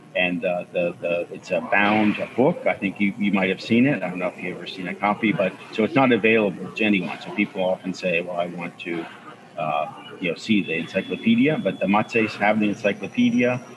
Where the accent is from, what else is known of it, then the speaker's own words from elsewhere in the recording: Bronxville, New York, United States; Bronxville, where I'm from, my hometown